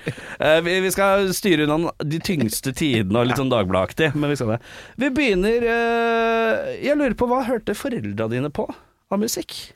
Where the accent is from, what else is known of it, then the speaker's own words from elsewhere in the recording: Oslo, Norway; Jeg er fra Stovner i Oslo.